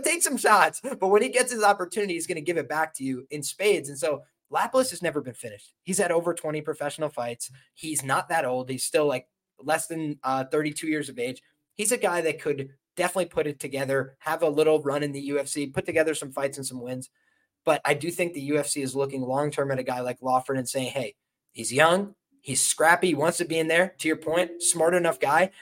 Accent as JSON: {"language": "English", "country": "Ireland", "said": "I'm Irish"}